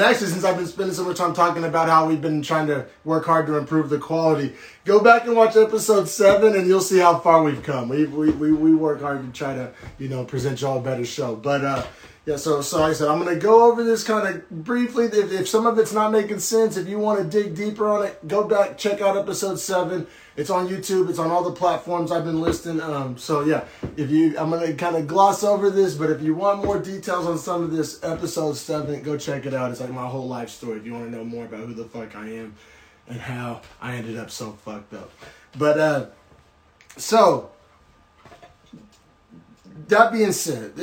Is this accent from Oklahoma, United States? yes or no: yes; Norman, Oklahoma, United States; I grew up in Norman, Oklahoma, essentially, and from like age, 11 on